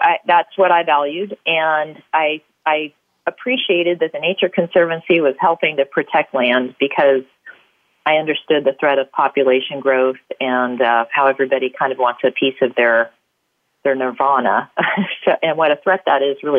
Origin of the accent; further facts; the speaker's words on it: California, United States; I'm a native Californian